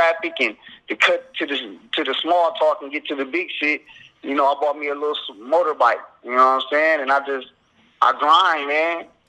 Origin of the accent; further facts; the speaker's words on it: Flint, Michigan, United States; I'm from Flint, Michigan. So I always grew up around that Michigan music, as far as